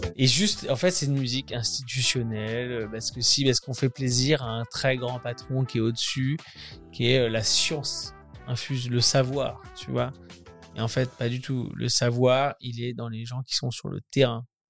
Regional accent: Caen, Normandy, France; moved away as an adult; je suis né à Caen, après je, suis parti très vite euh, à 18 ans

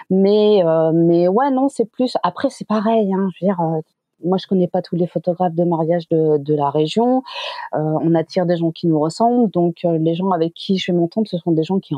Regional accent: Quebec, Canada; born there; suis né au Québec, j'ai fait mes études de photo au Québec.

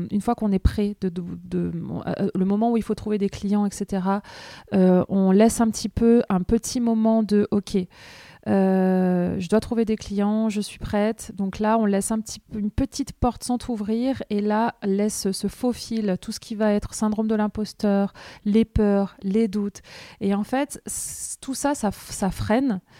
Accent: Caen, Normandy, France; Hello Sandra … je viens de Caen, je suis graphiste illustratrice.

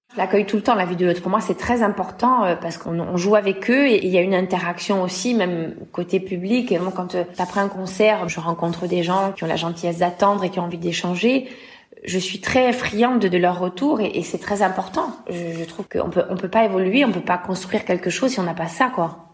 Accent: L'Île-Rousse, Corsica, France; j'ai rejoint euh, une école de chant chez moi en Balagne à île

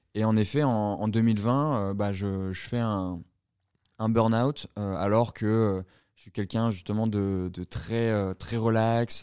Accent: south of France, France; also born or lived in Colombia; Je suis originaire du sud de la France

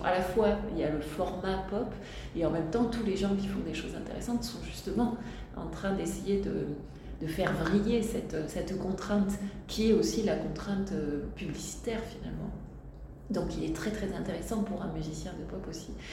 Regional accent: Tarbes, Occitania, France; je suis née à Tarbes et j'ai grandi

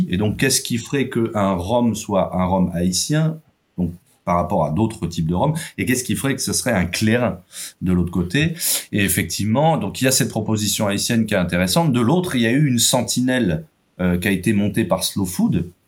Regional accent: France; s'exporte très bien chez nous en France ou ailleurs en Europe

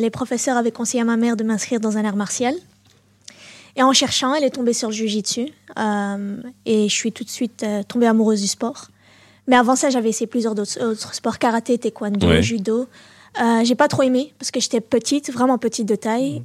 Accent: Molenbeek-Saint-Jean, Brussels-Capital Region, Belgium; also born or lived in Berchem-Sainte-Agathe; now in Anderlecht, Belgium; je suis née à Berkem-Saint-Agathe, j'ai grandi à Molenbeek ah et là j'habite à Anderlecht

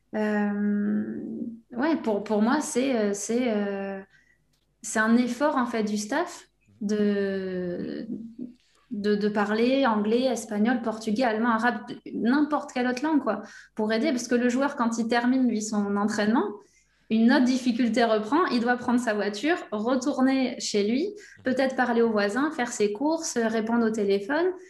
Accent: between Bordeaux and the Basque Country, Nouvelle-Aquitaine, France; je viens de, de, la région Aquitaine, entre Bordeaux et le Pays Basque.

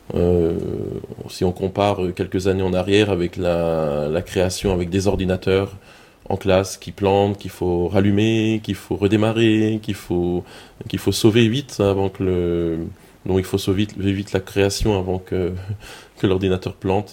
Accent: Colmar, Grand Est, France; accent: Alsatian; j'habite Colmar en Alsace, ça s'entend mon accent

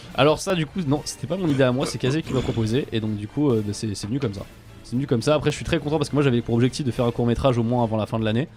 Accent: Japan; moved away; quand j'étais petit, euh, au Japon

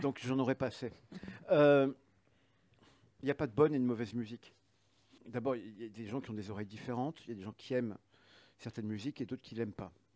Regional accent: the North, north of France, France; je suis, du Nord, donc je, je suis en, dès le collège, euh, mes parents m'ont mis en, classe à horaire aménagé

